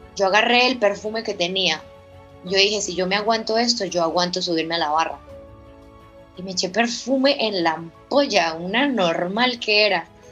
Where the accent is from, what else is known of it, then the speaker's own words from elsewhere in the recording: Villavicencio, Meta, Colombia; yo nací pobre como muchos villavicenses, como muchos metenses, como muchos colombianos.